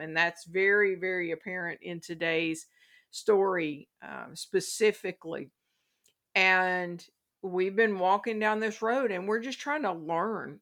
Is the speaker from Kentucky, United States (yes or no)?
yes; Kentucky, United States; my home state of Kentucky